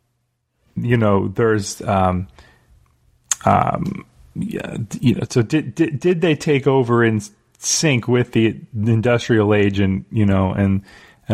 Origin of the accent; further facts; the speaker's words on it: New Jersey, United States; I grew up in New Jersey